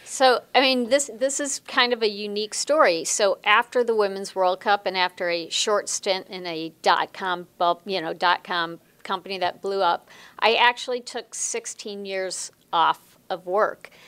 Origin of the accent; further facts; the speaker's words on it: Chicago, Illinois, United States; moved away as an adult; also born or lived in Los Angeles; I grew up in Chicago, not in Los Angeles